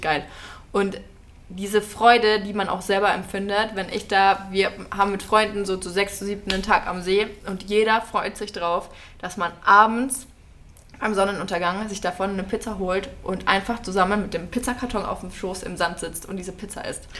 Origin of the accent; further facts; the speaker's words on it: near Nuremberg, Bavaria, Germany; moved away; ich komme ja ursprünglich aus der Nähe von Nürnberg